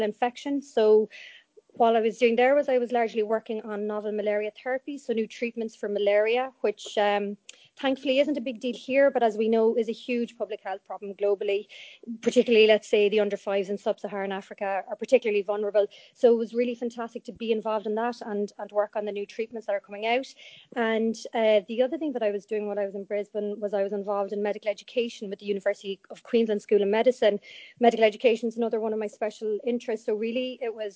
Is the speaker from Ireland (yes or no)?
yes; Cork, Munster, Ireland; I'm from Cork